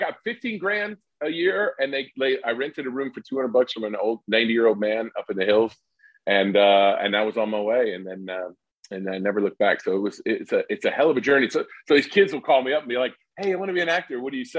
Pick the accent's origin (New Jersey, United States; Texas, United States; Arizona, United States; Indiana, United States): Indiana, United States; Lebanon; moved away as an adult; now in Los Angeles, United States; I'm from a small town northwest of Indiana called Lebanon